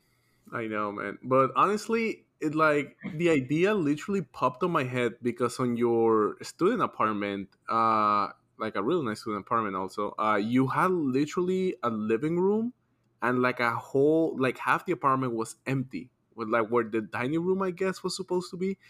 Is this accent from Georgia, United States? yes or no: yes; Atlanta, Georgia, United States; we're from Atlanta